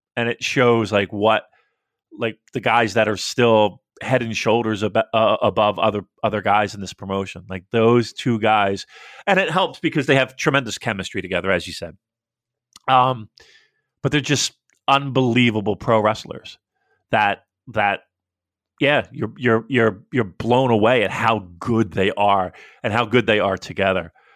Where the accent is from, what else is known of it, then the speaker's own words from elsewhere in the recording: United States; I, as an American